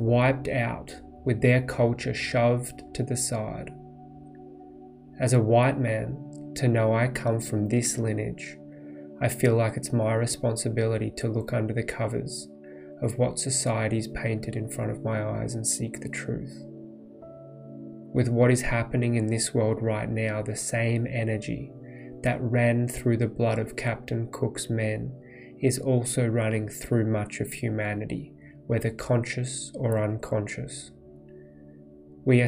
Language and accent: English; Australia; moved away as an adult; also born or lived in Poland / Bali / India / United States; I grew up in Australia, went to a private school and the University of Melbourne